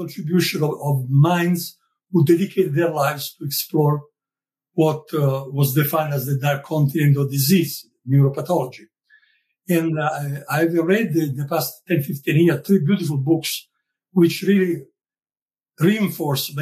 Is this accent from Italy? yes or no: yes; Italy; also born or lived in Sicily / Rome / Pennsylvania; now in Tampa, United States; I grew up in Sicily and Rome